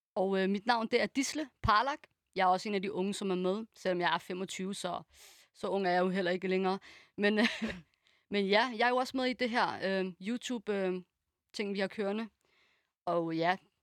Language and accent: Danish; Denmark; born or raised there